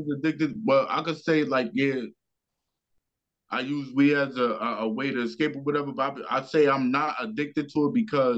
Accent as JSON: {"language": "English", "town": "New York City", "region": "New York", "country": "United States", "said": "I'm from Brownsville, baby"}